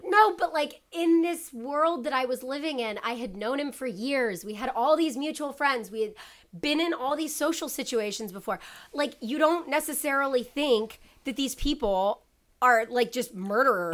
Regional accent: Ohio, United States; I'm from Ohio

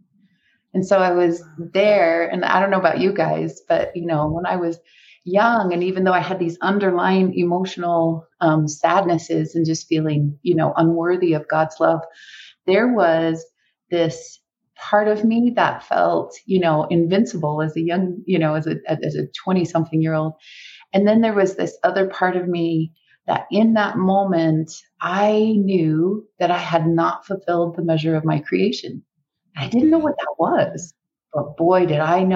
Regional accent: Brigham City, Utah, United States; I grew up Catholic in Brigham City, Utah

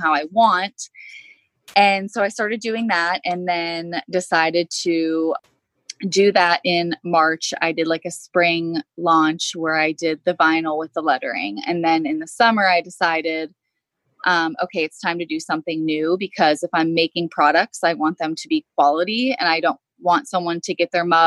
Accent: Pittsburgh, Pennsylvania, United States; I'm from the Pittsburgh, Pennsylvania area.

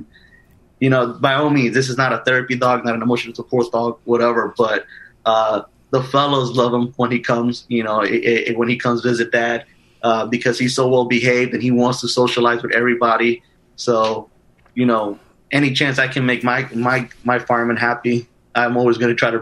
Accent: Union City, New Jersey, United States; I grew up in New Jersey

